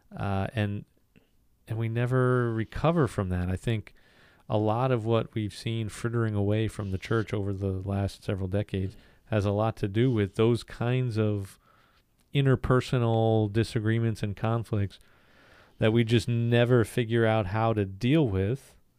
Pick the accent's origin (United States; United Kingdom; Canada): United States; the North; I'm a Northerner. I'm a Yankee.